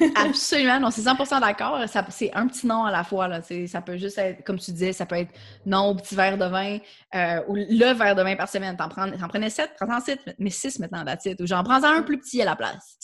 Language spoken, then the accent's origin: French; Quebec, Canada; first language French; je suis québécoise, euh, puis c'est ma langue maternelle